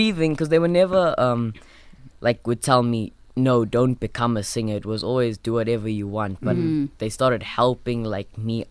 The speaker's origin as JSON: {"language": "English", "country": "South Africa", "said": "I'm from South Africa"}